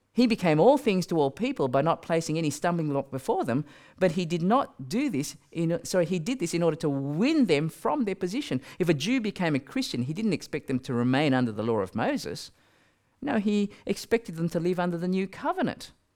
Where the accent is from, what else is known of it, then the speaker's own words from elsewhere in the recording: Australia; I'm from Australia